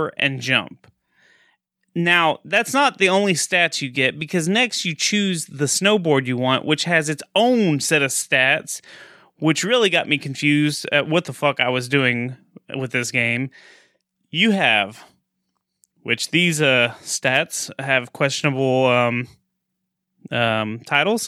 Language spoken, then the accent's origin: English; Texas, United States; I'm from Texas